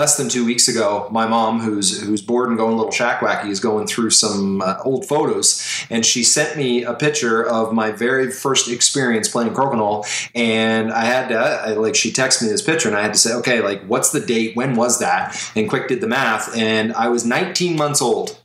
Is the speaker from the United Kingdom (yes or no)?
no; Canada; I'm Canadian